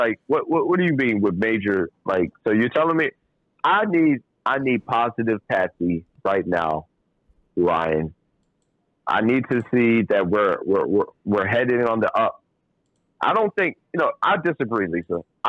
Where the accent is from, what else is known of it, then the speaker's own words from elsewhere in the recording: Trinidad & Tobago; We're gonna go West Indian. We're gonna go because I'm West Indian. I'm from Trinidad and Tobago. Trinidad and Tobago.